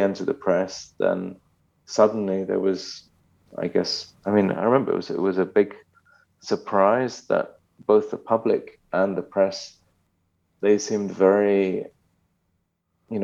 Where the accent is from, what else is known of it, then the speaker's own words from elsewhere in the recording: London, United Kingdom; moved away as an adult; now in Germany; My father's German, mother's Japanese, but I was born in England.